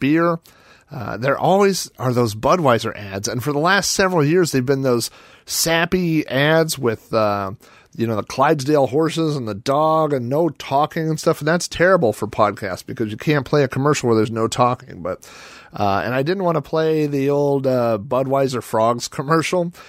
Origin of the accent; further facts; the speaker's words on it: Oklahoma, United States; I grew up in Oklahoma, home of the Oklahoma Sooners